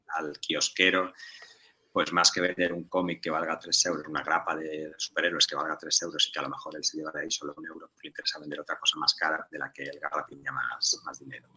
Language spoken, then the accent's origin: Spanish; Tortosa, Catalonia, Spain; que yo soy de Tortosa